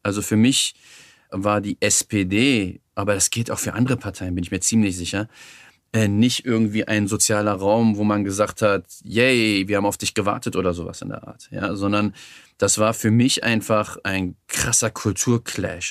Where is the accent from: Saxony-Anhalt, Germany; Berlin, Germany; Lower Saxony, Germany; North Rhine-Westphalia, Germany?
Berlin, Germany; Ich bin im Schöneberger Norden aufgewachsen, in der Gegend um den Palas